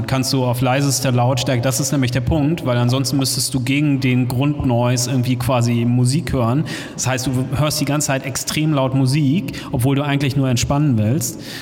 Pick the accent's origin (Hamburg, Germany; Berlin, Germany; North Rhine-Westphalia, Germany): Hamburg, Germany; moved away; Ich komme aus Hamburg ursprünglich